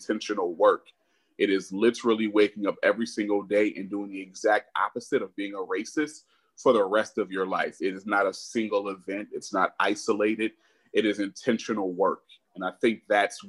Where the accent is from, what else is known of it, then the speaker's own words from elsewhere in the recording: upstate New York, United States; moved away as an adult; also born or lived in San Francisco Bay Area, California / Charlotte, North Carolina / Washington, District of Columbia, United States / Boston, Massachusetts; now in Arlington, Texas, United States; I was born in the Bay, but grew up in upstate New York, so I'm a New Yorker.